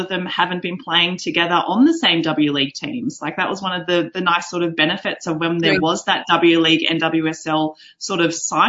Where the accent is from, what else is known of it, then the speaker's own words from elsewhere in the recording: Australia; I am an Australian